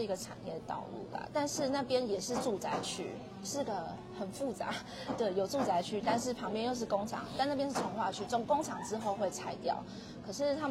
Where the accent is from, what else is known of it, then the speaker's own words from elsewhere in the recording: Taiwan; 我们台湾人很常走的，就是一定都会有被车刷卡的经验啊